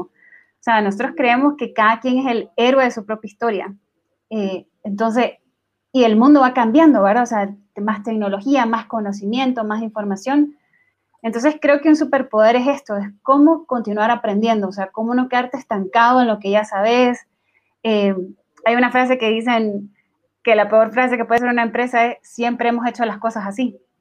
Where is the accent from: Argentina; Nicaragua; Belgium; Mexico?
Nicaragua; now in Guatemala; soy originaria de Nicaragua, pero trabajo en Guatemala